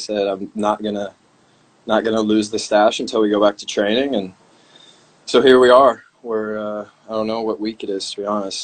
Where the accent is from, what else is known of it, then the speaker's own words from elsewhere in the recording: Des Moines, Iowa, United States; I grew up in the Des Moines area, which is one of the bigger cities in Iowa